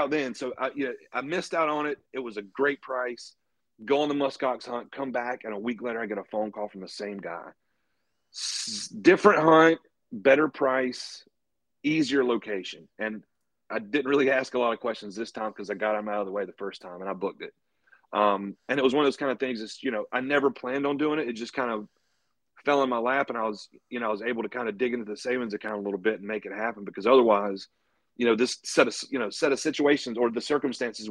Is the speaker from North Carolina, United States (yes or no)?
yes; North Carolina, United States; now in Knoxville, Virginia, United States; I'm originally from North Carolina